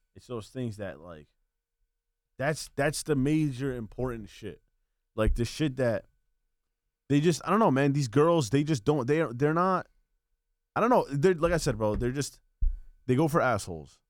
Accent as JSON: {"language": "English", "town": "Bayonne", "region": "New Jersey", "country": "United States", "tie": "born or raised there", "said": "I was born and raised in Bayon."}